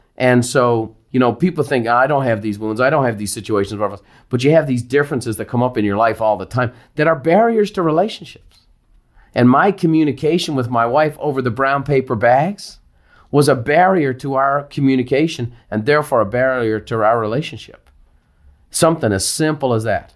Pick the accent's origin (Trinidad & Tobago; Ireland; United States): Ireland; growing up in Ireland